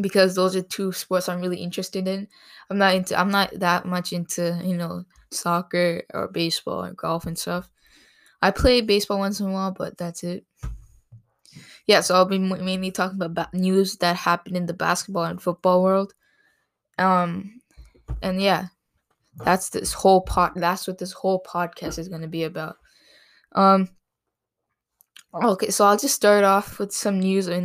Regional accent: Toronto, Ontario, Canada; I'm from Canada. Specifically Ontario, Canada.

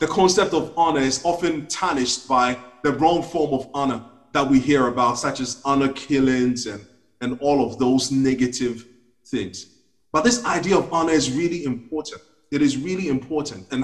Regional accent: Ghana; now in United Kingdom; when I was growing up in Ghana

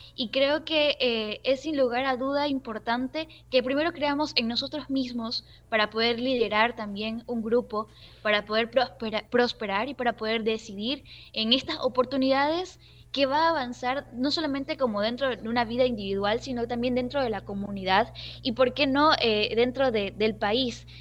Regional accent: José Luis Tamayo parish, Santa Elena, Ecuador; Yo soy de la provincia de Santa Elena, específicamente de la parroquia José Luis Tamayo. Eh, he vivido toda mi vida aquí dentro de la provincia

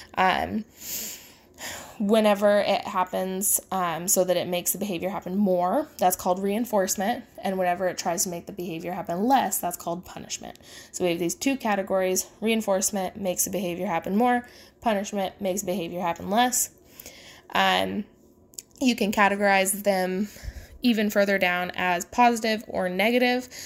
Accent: the Midwest of the United States, United States; I grew up in the Midwest of the United States

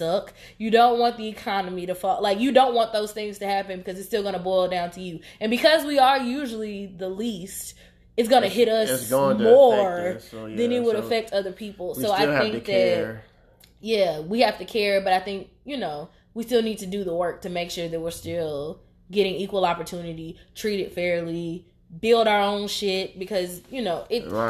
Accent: United States; I acknowledge the 4th of July still as an American

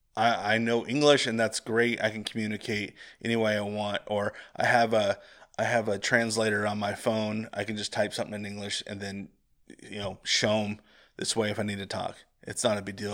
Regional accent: Central Valley of California, United States; growing up in the Central Valley of California

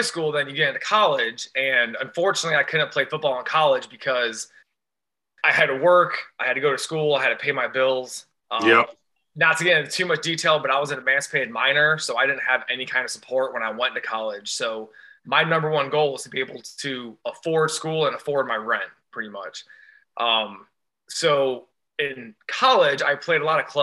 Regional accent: Rossford, Ohio, United States; moved away as an adult; also born or lived in Bowling Green, Ohio; now in Cleveland, United States; I grew up near Toledo, Ohio, a little town called Rossford.

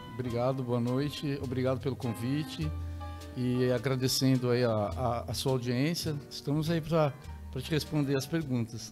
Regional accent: Tremembé, São Paulo, Brazil; eu sou de, de Tremembé, ah. é ao lado de Taubaté, é, fui, né, minha infância passei por lá

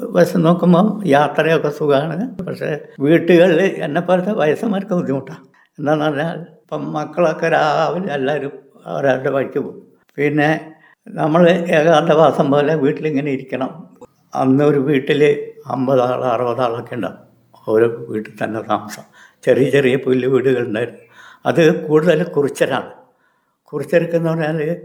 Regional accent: Wayanad, Kerala, India; ഞാൻ ആയിരത്തി തൊള്ളായിരത്തി നാൽപ്പത്തേഴിൽ ജനിച്ചു ഞാൻ വയനാട് സ്വദേശിയാണ് മറ്റുള്ള സ്ഥലങ്ങളിലൊന്നും ഞാൻ പോയിട്ട് ഇല്ല

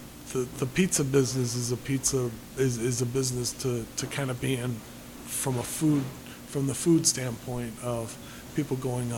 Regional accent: Des Plaines, Illinois, United States; also born or lived in Chicago; now in Crystal Lake, United States; I grew up in Des Plaines

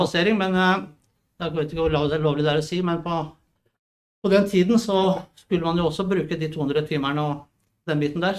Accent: Drøbak, Akershus, Norway; jeg er fra Drøbak

